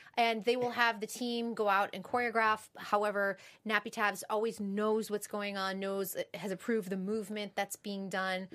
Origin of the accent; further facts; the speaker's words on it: Massachusetts, United States; moved away as an adult; also born or lived in New York City; I'm from the East Coast as well